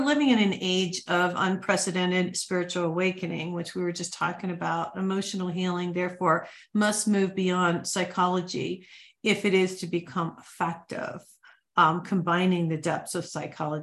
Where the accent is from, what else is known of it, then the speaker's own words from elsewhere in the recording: Ohio and Michigan, Midwest, United States; moved away; also born or lived in New Mexico; I grew up in Ohio and Michigan